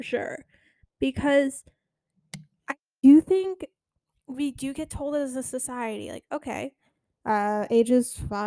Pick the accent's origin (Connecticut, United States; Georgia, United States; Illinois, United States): Connecticut, United States; also born or lived in New York; now in Florida, United States; I grew up in Connecticut